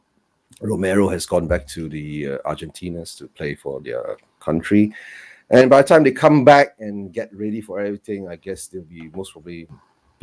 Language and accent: English; Malaysia; I'm from Malaysia